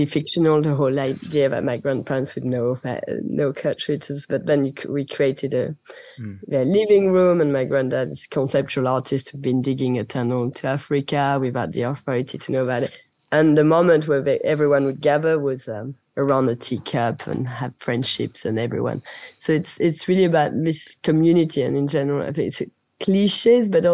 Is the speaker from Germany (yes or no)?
no; France; first language French; English is a second language; moved away; also born or lived in United Kingdom; being away so long from France